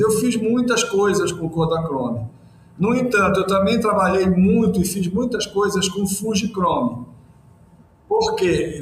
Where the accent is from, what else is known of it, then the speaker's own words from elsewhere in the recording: Belém, Pará, Brazil; a Amazônia, para mim, foi o lugar onde nasceu meu pai, minha avó, onde eu nasci, onde nasceram meus filhos. É o meu lugar.